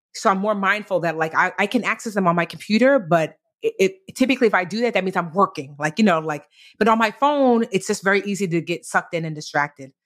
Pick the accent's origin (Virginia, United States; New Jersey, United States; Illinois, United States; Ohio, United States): New Jersey, United States; I was born in Jersey, but both of my parents were born in Nigeria